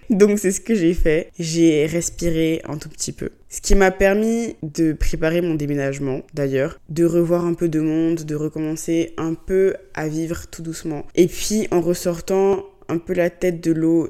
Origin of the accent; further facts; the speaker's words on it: Abidjan, Côte d’Ivoire; now in Paris, France; chez moi, à Abidjan